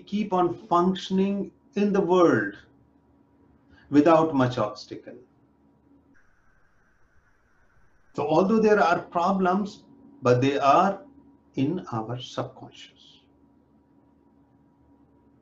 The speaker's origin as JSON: {"language": "English", "country": "India", "moved": "yes", "lives_now": "North America", "said": "I'm from India, I'm living in North America"}